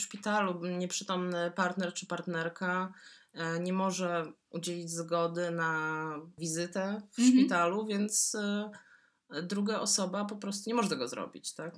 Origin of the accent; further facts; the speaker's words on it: Poland; z Polski, duży kraj w Europie Środkowo-Wschodniej